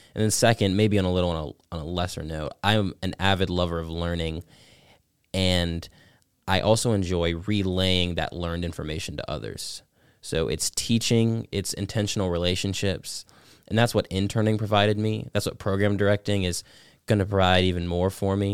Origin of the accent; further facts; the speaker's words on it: Georgia, United States; Teen Pac, Georgia three. It's been my home state class through and through